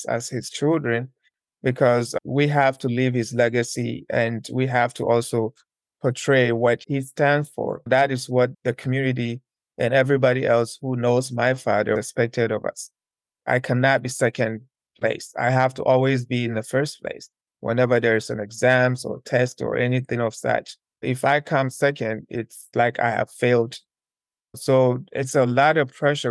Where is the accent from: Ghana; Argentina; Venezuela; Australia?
Ghana; Ashanti; moved away as an adult; now in South Africa; One of the provinces in Ghana is called Ashanti region. It's down in the southern part of Ghana. That's where I was born and raised.